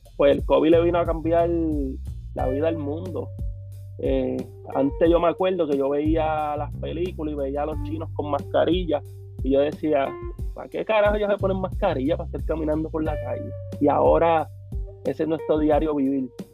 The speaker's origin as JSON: {"language": "Spanish", "country": "Puerto Rico", "said": "todos somos boricuas"}